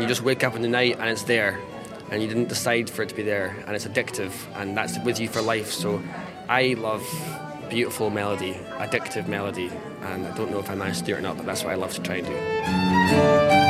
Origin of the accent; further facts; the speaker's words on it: Loch Ness side, Scottish Highlands, Scotland, United Kingdom; I'm from Loch Ness side in the Scottish Highlands.